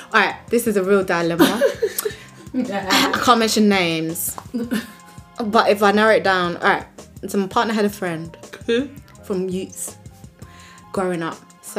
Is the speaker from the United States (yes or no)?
no; London, United Kingdom; No, it's from South.